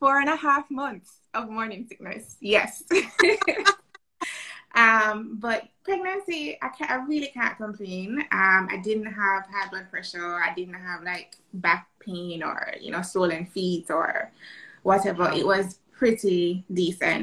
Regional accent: Jamaica; I am Jamaican, living in Jamaica.

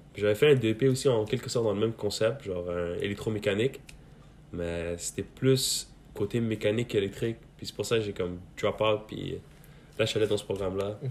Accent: Quebec, Canada; born or raised there; also born or lived in Mazar-i-Sharif, Afghanistan / Pakistan

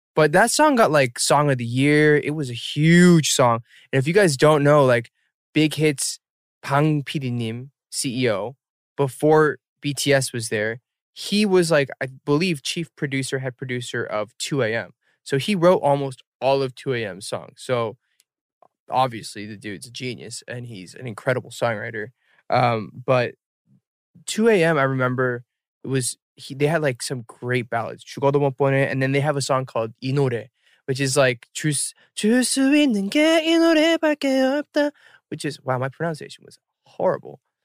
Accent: Atlanta, Georgia, United States; I am in my hometown Atlanta

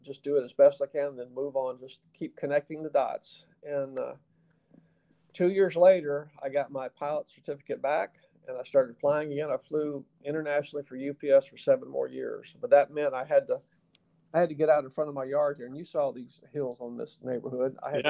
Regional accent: the South, United States; accent: Southern; I said, "Unless you're trying to get rid of my Southern accent, I don't think I have a speech problem."

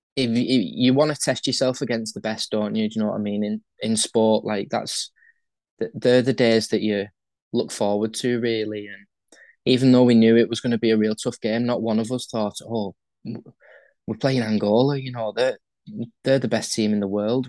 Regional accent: St Helens, North West England, United Kingdom; hometown, St. Helens, where I live.

